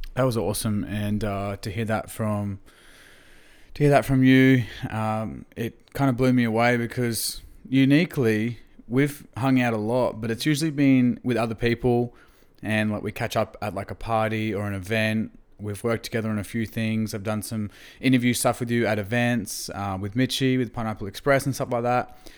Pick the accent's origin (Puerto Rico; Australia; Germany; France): Australia; Gympie, Queensland; I grew up in Gympie, country Queensland